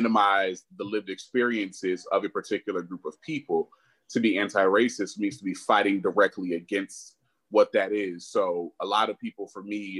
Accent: upstate New York, United States; moved away as an adult; also born or lived in San Francisco Bay Area, California / Charlotte, North Carolina / Washington, District of Columbia, United States / Boston, Massachusetts; now in Arlington, Texas, United States; I was born in the Bay, but grew up in upstate New York, so I'm a New Yorker.

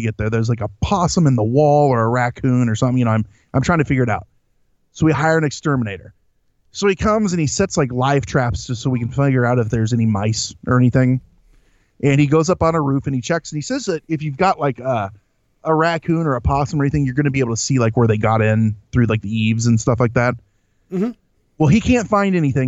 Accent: Central Illinois, United States; I am from Central Illinois

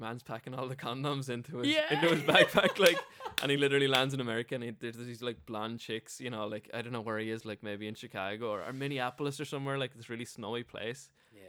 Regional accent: Wexford, Leinster, Ireland; I'm from Wexford, you're from Limerick, all of 200 miles away from each other, and you're territorial about that, you know what I mean?

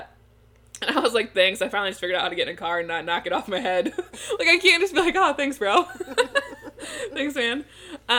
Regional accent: Michigan, United States

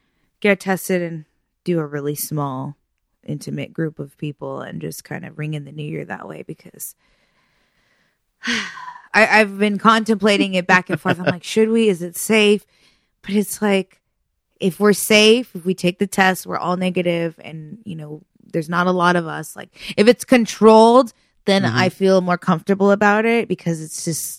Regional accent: Rancho Santa Margarita, California, United States; My old neighbor that I grew up with in Rancho Santa Margarita, I've known her and her family since I was probably like 12 years old.

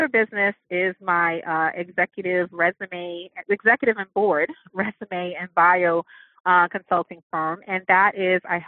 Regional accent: New York, United States; I'm from New York

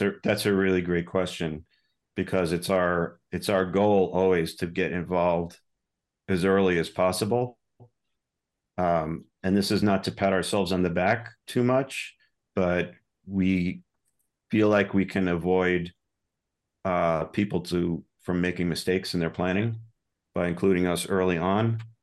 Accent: New York suburbs, United States; moved away as an adult; also born or lived in Boston area; I'm originally from New York, so I'm technically, I guess, I'm a New Yorker. Now, I've been here since the nineties

